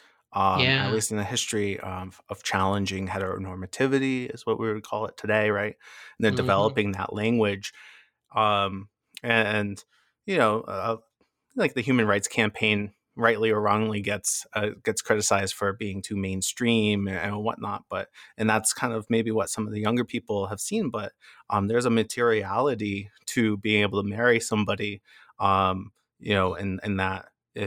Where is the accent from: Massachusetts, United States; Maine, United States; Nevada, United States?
Massachusetts, United States; I was born and raised in Massachusetts.